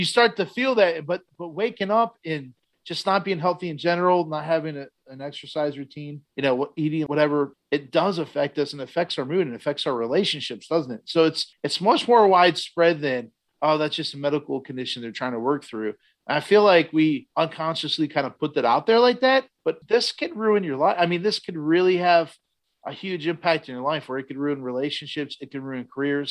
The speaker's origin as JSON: {"language": "English", "town": "Garrettsville", "region": "Ohio", "country": "United States", "tie": "born or raised there", "said": "in my hometown, I grew up in Garrettsville years ago"}